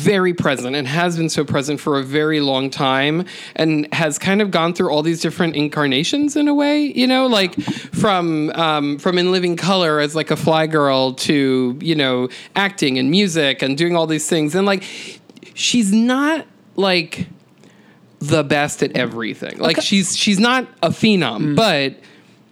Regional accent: New York City, New York, United States; as a Puerto Rican woman from the Bronx who actually grew up three houses down from J-Lo

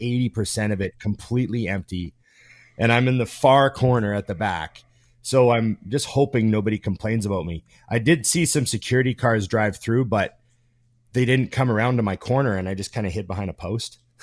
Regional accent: Canada; I'm Canadian

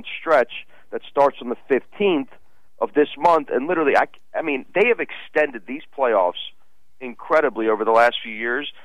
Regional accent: Russia; moved away; it's in my home country

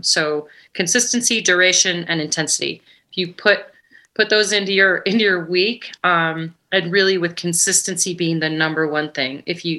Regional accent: Ketchum, Idaho, United States; …'s Private Idaho is my gravel event in my hometown of Ketchum, Sun Valley, Idaho.

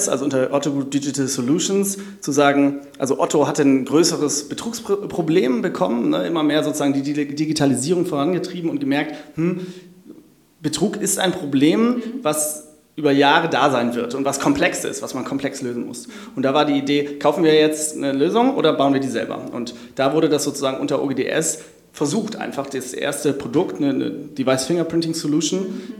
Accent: Hamburg, Germany; ich habe mich äh, sozusagen als Hamburger auch damit auseinandergesetzt

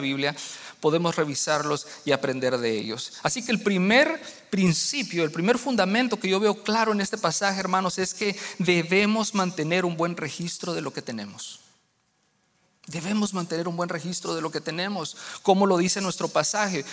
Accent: Guatemala; now in United States; en mi país, en Guatemala

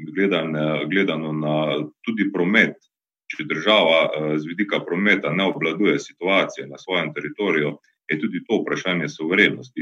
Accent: Carinthia, Slovenia; mojega domačega kraja, ki ga imam zelo rad, torej ravno na Koroškem ali pa gledano Koroške kot regije, iz katere prihajam

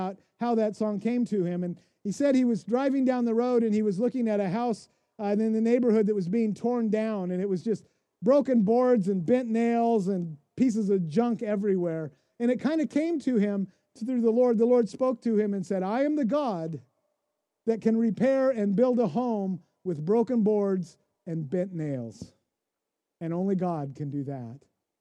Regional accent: Pacific Northwest, United States; moved away; also born or lived in Kansas City, Missouri; I grew up in the Pacific Northwest.

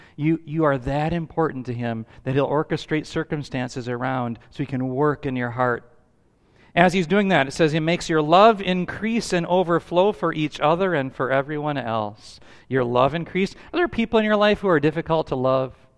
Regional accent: United States; we value as American citizens

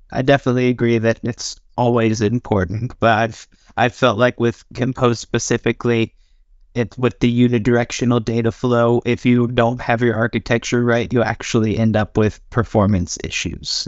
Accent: United States; now in Norway; I'm from America, living in Norway.

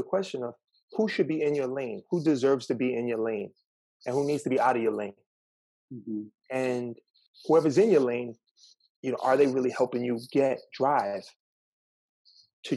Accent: New York City, New York, United States; moved away as an adult; I was able to leave Red Hook projects

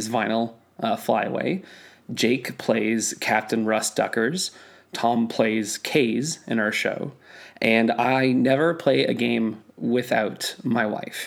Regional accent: North Bay, Ontario, Canada; I'm from North Bay.

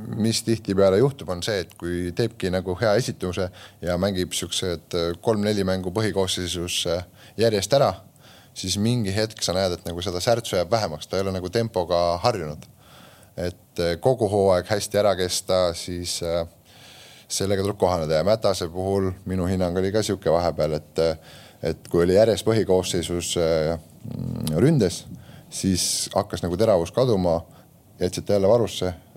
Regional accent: Elva, Tartu County, Estonia; ma olen sealt pärit, oma kodulinna klubi

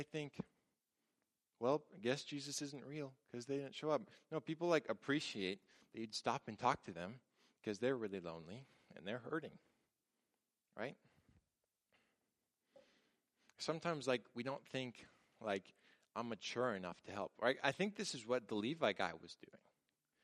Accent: Tacoma, Washington, United States; I grew up in Tacoma

